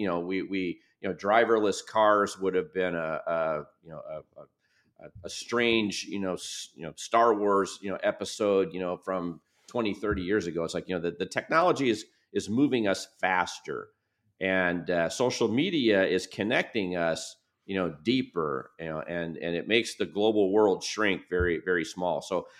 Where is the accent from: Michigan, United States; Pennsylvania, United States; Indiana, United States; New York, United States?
Michigan, United States; Birmingham; I go back to when I grew up in Birmingham, Michigan.